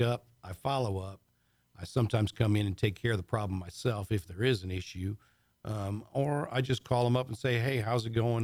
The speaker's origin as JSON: {"language": "English", "region": "Michigan", "country": "United States", "tie": "born or raised there", "moved": "yes", "said": "I grew up in Michigan, actually."}